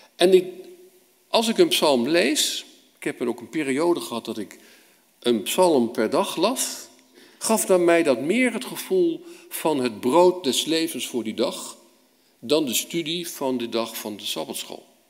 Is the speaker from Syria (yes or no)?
no; Netherlands